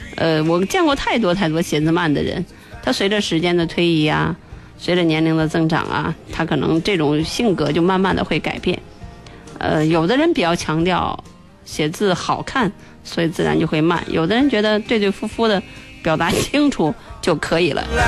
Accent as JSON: {"language": "Chinese", "country": "China", "said": "我们中国人"}